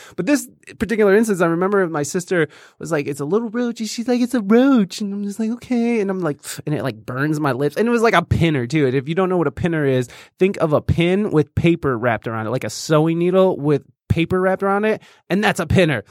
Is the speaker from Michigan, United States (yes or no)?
yes; Jasper, Michigan, United States; also born or lived in Oregon, Ohio; now in Toledo, United States; I was born in Oregon, mm-hmm. and then I actually grew up in Michigan, but it was in this uh, real uh, fancy place called Jasper, Michigan.